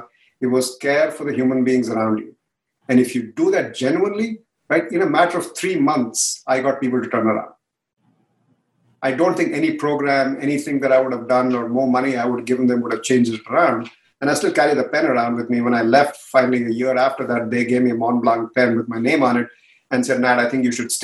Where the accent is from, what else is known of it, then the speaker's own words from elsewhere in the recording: India; now in San Jose, United States; India, even though I'm from there